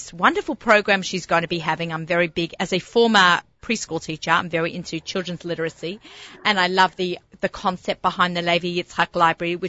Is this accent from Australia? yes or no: yes; Australia; moved away; I'm Australian